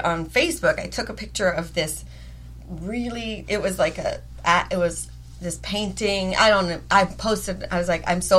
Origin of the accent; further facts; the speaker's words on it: Eugene, Oregon, United States; I went to South Eugene High School, which is the liberal high school